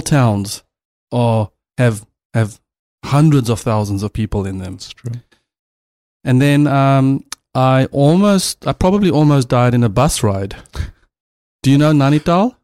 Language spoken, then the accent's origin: English; South Africa; I'm a South African